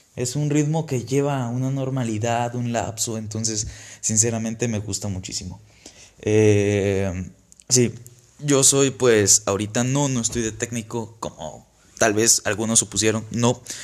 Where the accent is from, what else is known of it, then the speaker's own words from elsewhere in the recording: Villahermosa, Tabasco, Mexico; moved away as an adult; now in Saltillo, Mexico; Soy originario de Villahermosa, Tabasco.